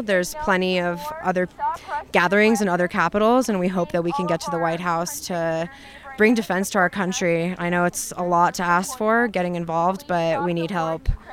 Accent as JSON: {"language": "English", "town": "Chicago", "region": "Illinois", "country": "United States", "moved": "yes", "lives_now": "Denver, United States", "said": "I'm originally from Chicago, where there is a huge Ukrainian community"}